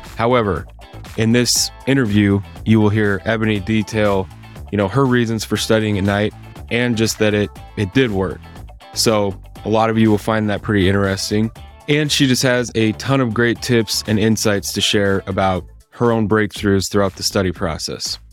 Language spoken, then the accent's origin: English; Idaho, United States; now in Salt Lake City, United States; I'm from Idaho originally